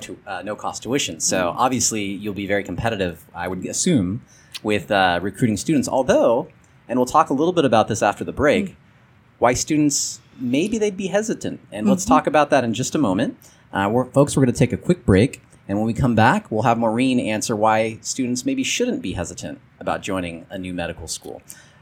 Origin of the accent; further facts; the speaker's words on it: San Gabriel Valley, California, United States; also born or lived in Pasadena; I'm from the San Gabriel Valley, born and raised here, and lived in Pasadena, and today live very close to Pasadena.